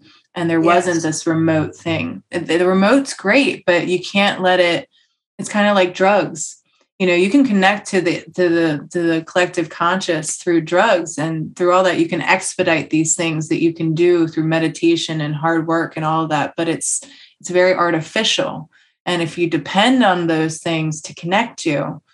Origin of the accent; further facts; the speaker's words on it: United States; I'm American